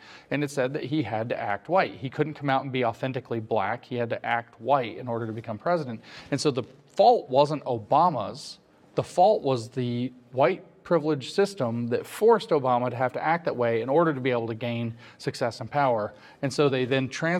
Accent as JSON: {"language": "English", "region": "Southern Appalachia", "country": "United States", "tie": "born or raised there", "said": "I grew up in Appalachia, in southern Appalachia, although I also have family here in northern Appalachia."}